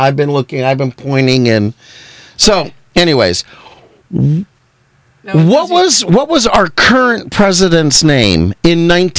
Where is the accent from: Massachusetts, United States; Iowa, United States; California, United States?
California, United States; I'm Californian.